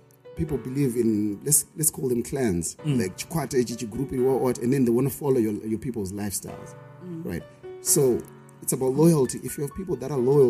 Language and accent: English; Harare, Zimbabwe; I'm from Glenora, Highfield, Mbare, Glenview, Budiriro